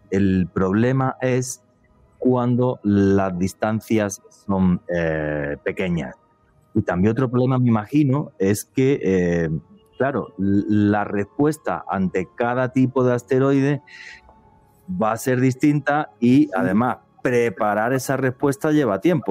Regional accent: Spain; now in Colombia; lo digo como europeo, porque yo lo viví a finales de los años 70 en España

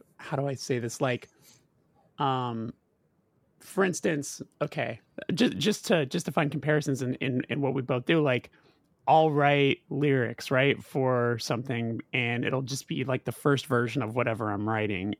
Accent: Los Angeles, California, United States; born and raised in Los Angeles

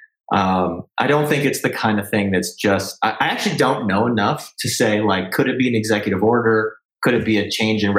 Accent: Canada; as a Canadian

